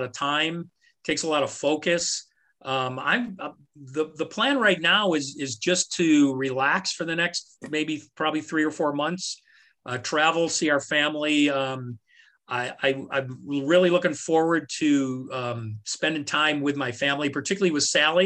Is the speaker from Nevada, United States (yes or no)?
no; New York, United States; now in Valparaiso, United States; I'm from New York